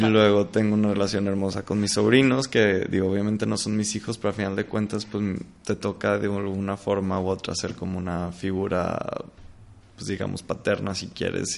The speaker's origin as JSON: {"language": "Spanish", "town": "Monterrey", "region": "Nuevo León", "country": "Mexico", "tie": "born or raised there", "moved": "as an adult", "lives_now": "Mexico City, Mexico", "said": "yo vivo en la Ciudad de México, pero, pero pues bueno, soy de Monterrey"}